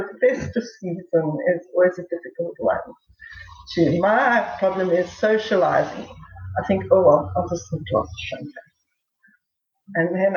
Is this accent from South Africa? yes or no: yes; South Africa; being a South African